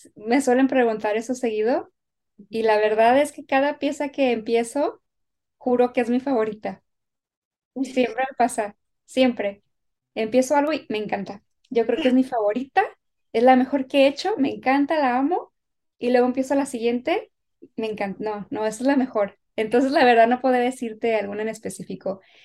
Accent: Guadalajara, Jalisco, Mexico; now in Los Angeles, United States; haber vivido con mi, con mi abuela allá en, Guadalajara

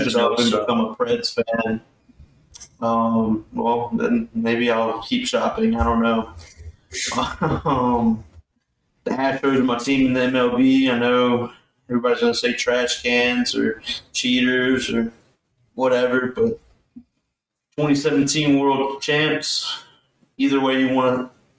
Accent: Baton Rouge, Louisiana, United States; Born and raised in Baton Rouge, went to high school on LSU's campus.

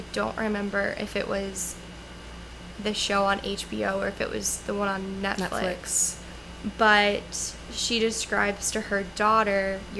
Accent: Louisiana, United States; Yes, I'm from Louisiana.

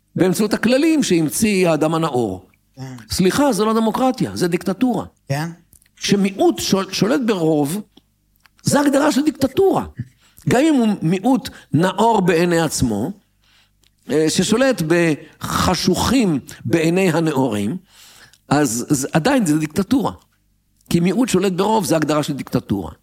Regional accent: Tel Aviv, Tel Aviv District, Israel; אני גדלתי בתל אביב.

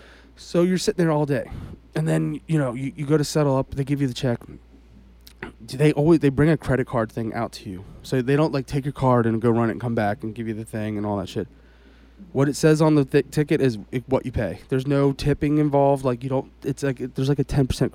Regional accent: United States; I'm from America

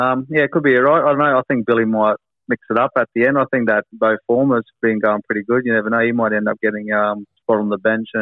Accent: Innisfail, Queensland, Australia; proud Queensland as I am from Innisfail

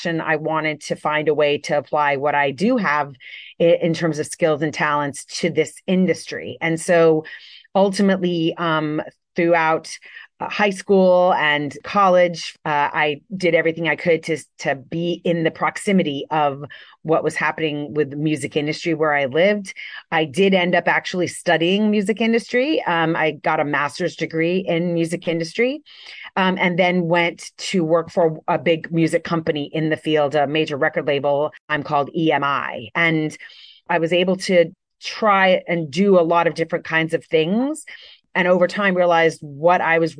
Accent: Miami, Florida, United States; also born or lived in New York; move back to where I grew up in Miami, Florida.

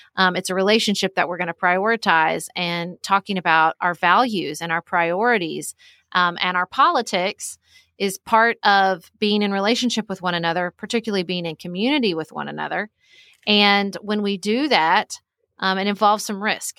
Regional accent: Paducah, Kentucky, United States; moved away as an adult; also born or lived in Washington, D.C.; I live in my hometown of Paducah, Kentucky

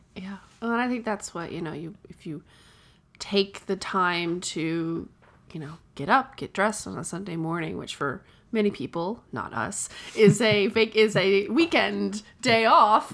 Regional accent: Atlanta, Georgia, United States; I'm from Atlanta

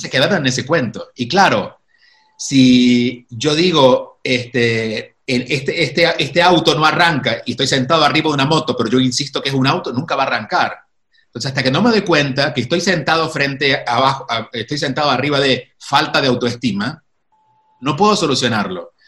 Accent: Córdoba, Argentina; moved away; also born or lived in Miami, United States / New York, United States; nunca viví en Buenos Aires, soy de Córdoba

